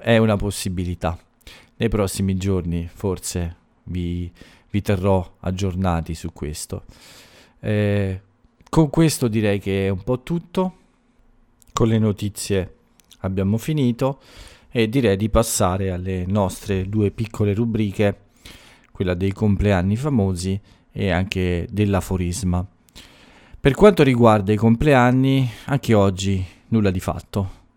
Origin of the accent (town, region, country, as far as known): Italy